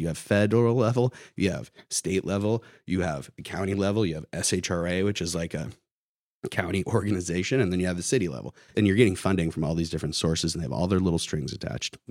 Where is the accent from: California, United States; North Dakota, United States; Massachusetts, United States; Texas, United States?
California, United States; Santa Barbara; moved away as an adult; also born or lived in San Luis Obispo / San Francisco; now in Sacramento, United States; I grew up in Santa Barbara, so kind of like NIMBY Central